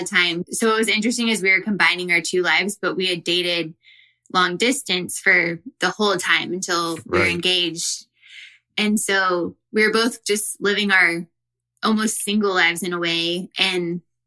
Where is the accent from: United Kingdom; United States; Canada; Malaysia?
United States; Dallas, Texas; moved away as an adult; now in Los Angeles, United States; I'm from Dallas, Texas